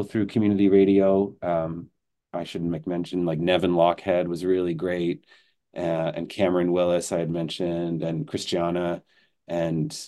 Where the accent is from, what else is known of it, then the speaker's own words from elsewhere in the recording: Belleville, Ontario, Canada; moved away as an adult; also born or lived in Montreal; now in Kingston, Canada; I grew up in Belleville, Ontario, so close to Kingston